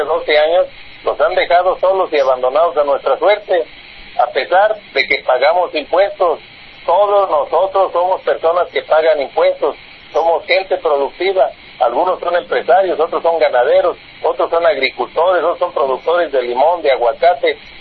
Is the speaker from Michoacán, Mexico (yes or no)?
yes; Tepalcatepec, Michoacán, Mexico